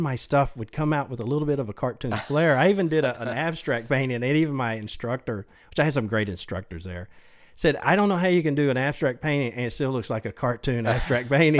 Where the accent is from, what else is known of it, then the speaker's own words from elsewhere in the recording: Mesquite, Texas, United States; also born or lived in Dallas; I was born in, in Dallas at Baylor Hospital, but yeah, I grew up in Mesquite. Um, actually still live there